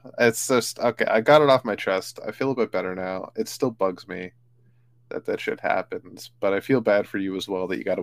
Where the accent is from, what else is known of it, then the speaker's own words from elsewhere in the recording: Toronto, Ontario, Canada; filmed in my hometown